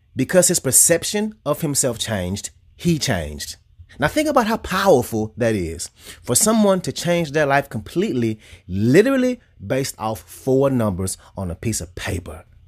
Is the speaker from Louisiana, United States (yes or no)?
yes; Louisiana, United States; I'm from Louisiana